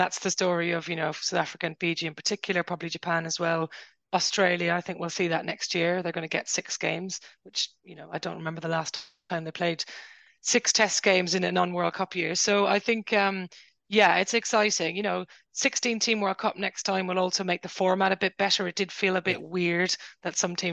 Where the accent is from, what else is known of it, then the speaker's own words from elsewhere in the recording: Ireland; Ireland, my home country